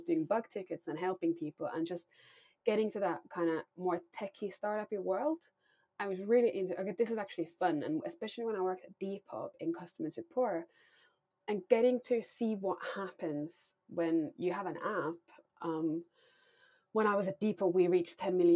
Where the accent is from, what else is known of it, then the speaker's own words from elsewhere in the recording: Finland; moved away as an adult; now in London, United Kingdom; I grew up in Finland